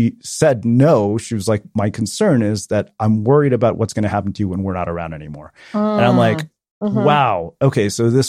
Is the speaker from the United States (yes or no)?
no; South India, India; And so my sister, so we're South Indian and my brother-in-law is Bengali.